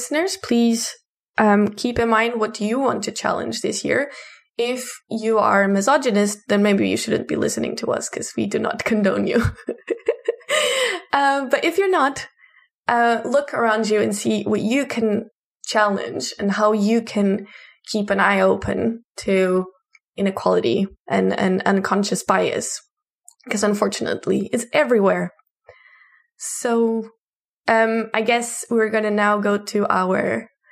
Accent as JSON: {"language": "English", "country": "Portugal", "said": "I'm from Portugal."}